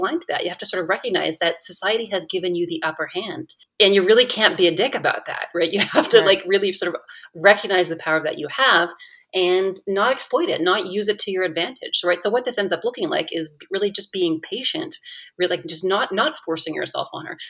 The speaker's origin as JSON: {"language": "English", "country": "Canada", "moved": "as an adult", "lives_now": "United States", "said": "as a Canadian, I moved to the United States"}